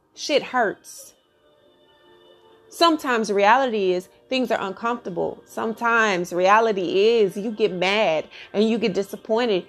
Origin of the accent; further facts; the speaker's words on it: Texas, United States; I'm from Texas